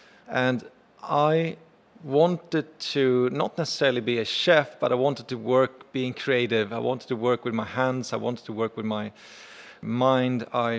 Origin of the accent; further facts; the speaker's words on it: Sweden; now in New York, United States; So I came to New York from Sweden on holiday to visit many, many years ago.